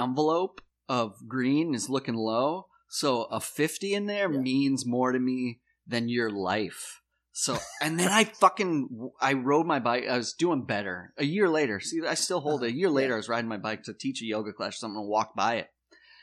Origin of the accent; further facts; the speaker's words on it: South Dakota, United States; moved away as an adult; also born or lived in New York; the old South Dakota Rube. I'm coming from Trailer Park